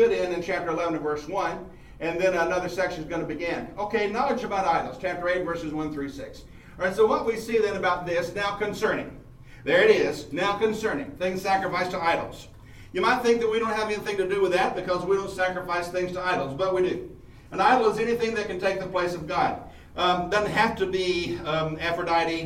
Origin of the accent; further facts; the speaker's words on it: Mount Pleasant, United States; This is home base for me because I'm from Mount Pleasant, about 12 miles away